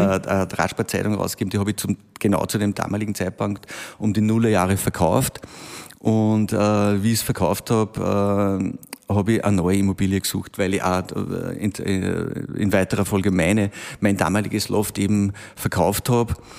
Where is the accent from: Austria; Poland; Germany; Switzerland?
Austria; Braunau am Inn, Upper Austria; also born or lived in Linz; now in Wels, Austria; bin gebürtiger Braunauer